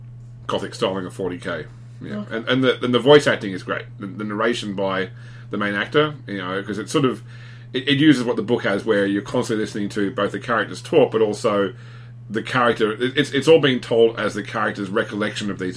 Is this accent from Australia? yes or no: yes; Australia; me as an Australian saying g'day